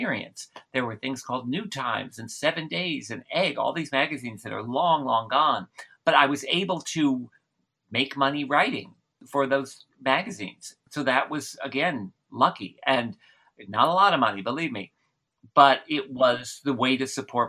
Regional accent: New Jersey, United States; I grew up in New Jersey

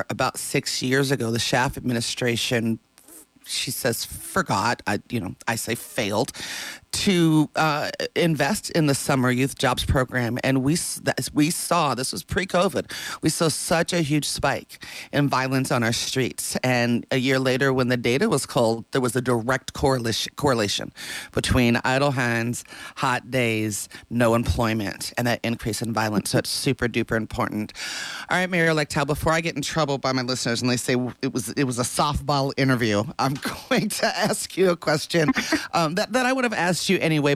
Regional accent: Las Vegas, Nevada, United States; moved away; my hometown, Las Vegas

